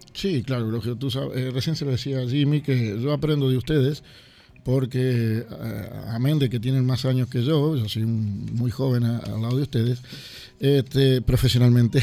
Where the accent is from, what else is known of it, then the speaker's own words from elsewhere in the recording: Uruguay; now in Sweden; yo como uruguayo